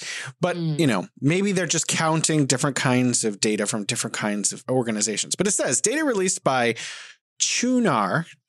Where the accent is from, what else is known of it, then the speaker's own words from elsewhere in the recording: United States; moved away as an adult; also born or lived in California; now in China; I wanted to talk about this as an American